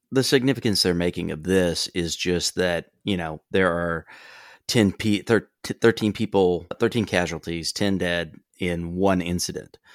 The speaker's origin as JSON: {"language": "English", "region": "Gulf Coast", "country": "United States", "tie": "born or raised there", "said": "growing up on the Gulf Coast"}